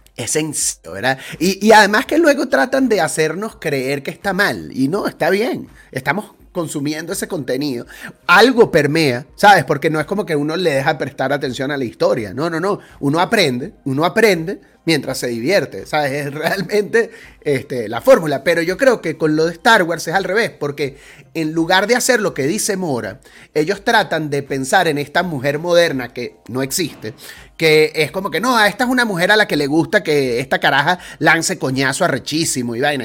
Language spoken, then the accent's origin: Spanish; Venezuela; moved away as an adult; Ya este año van a ser 16 años que salí yo de Venezuela